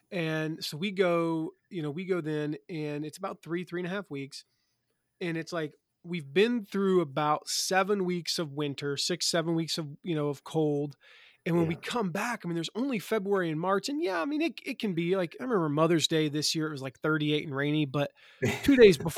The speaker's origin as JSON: {"language": "English", "region": "the South", "country": "United States", "tie": "born or raised there", "said": "growing up in the South, I'd heard about it and I thought it was kind of one of those things."}